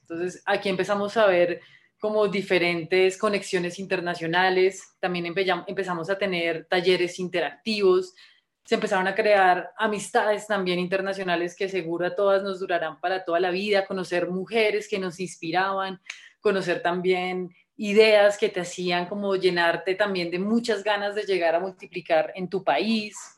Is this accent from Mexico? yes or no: no; Colombia; soy guía scout de Colombia.